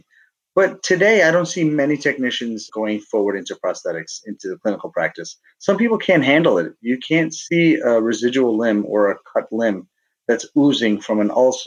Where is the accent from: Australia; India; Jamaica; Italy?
India; South India; moved away; I'm Indian born. I'm from South India.